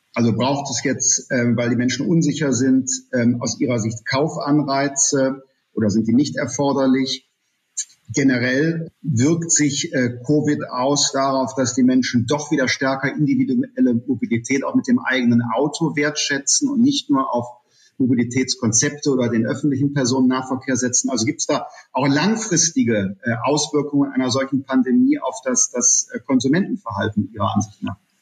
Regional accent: Germany; in unserem Land

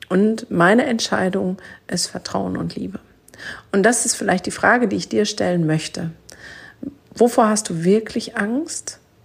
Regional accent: Germany; bei uns in Deutschland

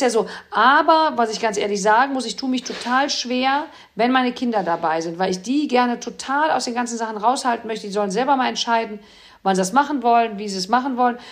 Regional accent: Cologne, North Rhine-Westphalia, Germany; sitzt man hier als Kölner

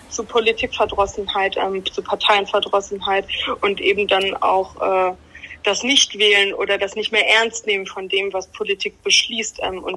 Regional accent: Bremen, Germany; Ich wohne wieder in meinem Eltern- und Familienhaus. Ach so. So sehr bin ich Bremerin

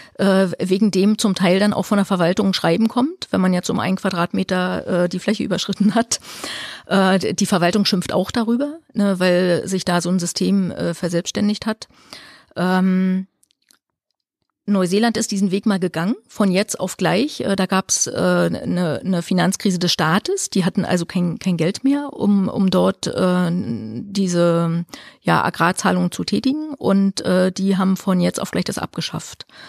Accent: Mecklenburg-Vorpommern, Germany; für uns als Ostdeutsche

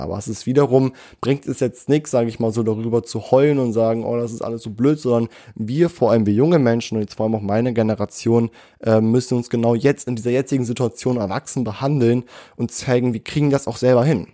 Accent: Göttingen, Lower Saxony, Germany; born or raised there

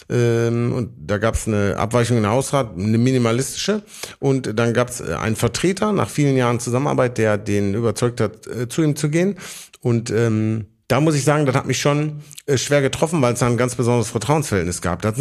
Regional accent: Oberhausen, North Rhine-Westphalia, Germany; Also für jemanden, der nicht aus Bottrop kommt, ich komme aus Oberhausen, ich kenne Oberhausen genauso gut wie Bottrop, ungefähr gar nicht.

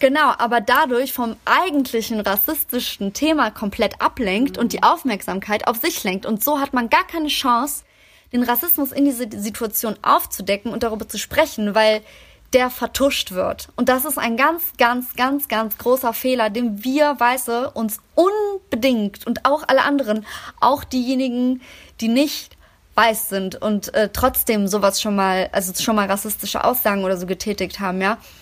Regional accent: Germany; meine Heimat ist Deutschland

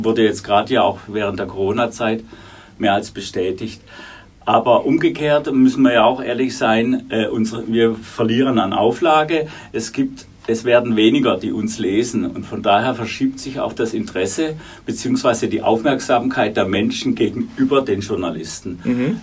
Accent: Baden-Württemberg, Germany; moved away as an adult; also born or lived in Munich; Abitur in, Würden, in meiner Heimat in Württemberg

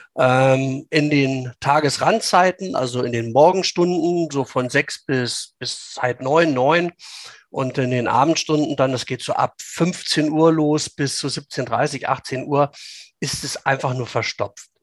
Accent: Langenhagen, Lower Saxony, Germany; bei uns in Schulenburg

